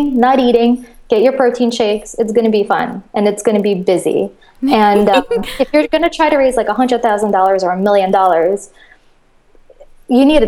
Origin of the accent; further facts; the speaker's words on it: Moscow, Russia; also born or lived in Connecticut, United States / New York, United States; now in Los Angeles, United States; I grew up in Russia. I grew up in Moscow.